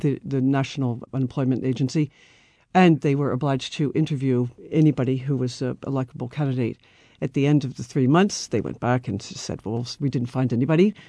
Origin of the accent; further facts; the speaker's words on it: Philadelphia, Pennsylvania, United States; moved away as an adult; now in Paris, France; originally from Philadelphia area